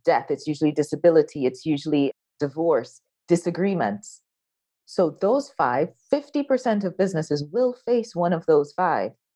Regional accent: Guyana; moved away as an adult; also born or lived in United States; I was born in South America, a little country by the name of Guyana. That's where I was born, grew up, went to high school, but then I went to university in the US.

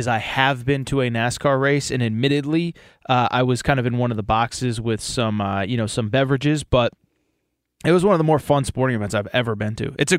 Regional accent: Connecticut, United States; I grew up in Connecticut

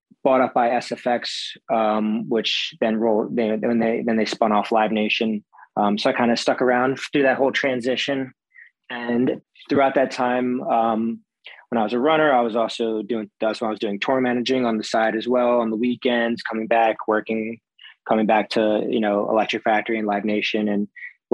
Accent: Philadelphia, Pennsylvania, United States; I grew up in Philadelphia

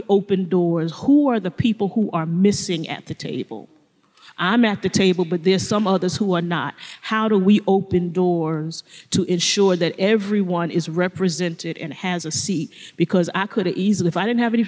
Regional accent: New York City, New York, United States; I grew up in Brooklyn, New York.

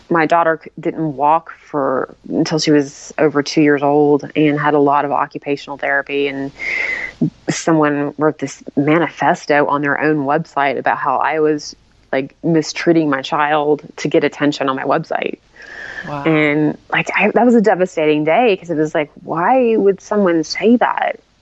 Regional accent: Tennessee, United States; now in Salt Lake City, United States; I'm from originally from Tennessee

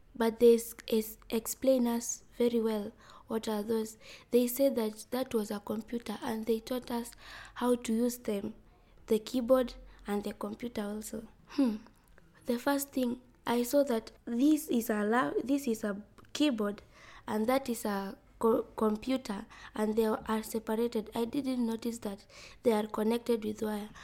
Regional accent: Migori County, Kenya; I'm from Migori County. I'm 12 years old.

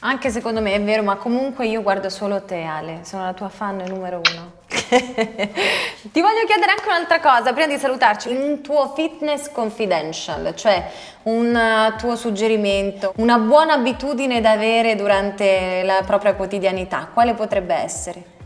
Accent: Sicily, Italy; da siciliana

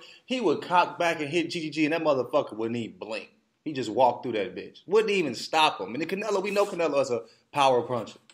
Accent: United States; I'm American

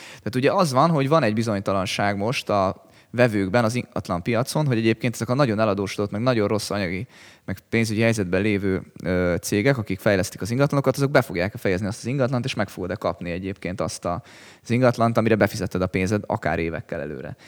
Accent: Hungary

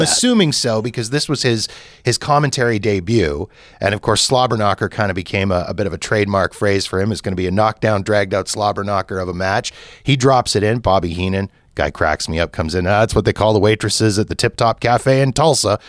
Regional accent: Canada; as a Canadian

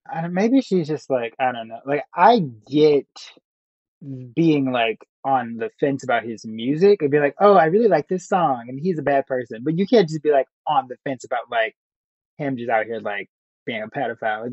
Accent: Chicago, Illinois, United States; growing up in Chicago, going to high school

